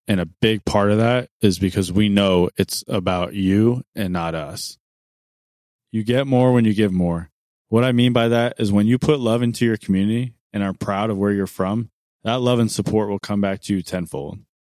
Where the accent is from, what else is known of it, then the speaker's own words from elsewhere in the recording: Arizona, United States; I was born and raised in Arizona